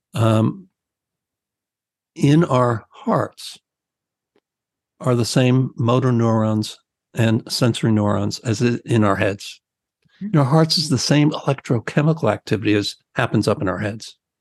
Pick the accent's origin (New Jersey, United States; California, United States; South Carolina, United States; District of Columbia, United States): New Jersey, United States; I'm from New Jersey.